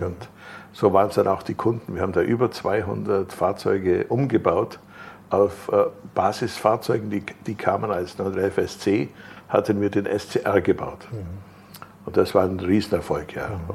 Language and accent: German; Germany; bei uns in Deutschland